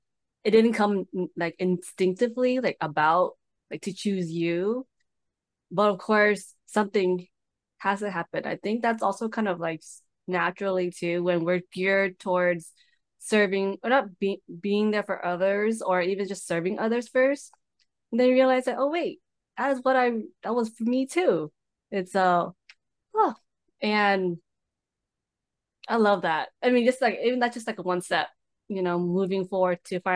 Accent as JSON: {"language": "English", "country": "United States", "tie": "born or raised there", "said": "I was born here in America"}